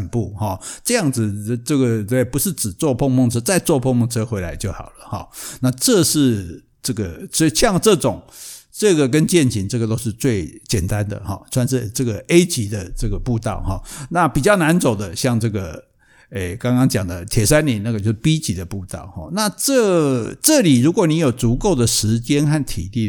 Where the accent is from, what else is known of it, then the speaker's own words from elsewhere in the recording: Taiwan; 我们台湾人现在水准也很高嘛，也不会去乱抓这些鸟